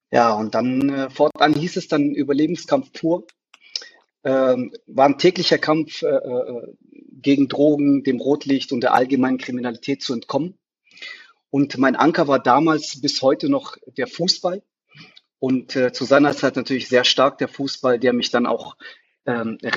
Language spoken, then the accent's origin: German; Germany; also born or lived in Tunisia; ich bin in Deutschland geboren. Äh, dann äh, äh, in äh, jungen Jahren äh, war ich erstmal kurzzeitig in Tunesien für drei, vier Jahre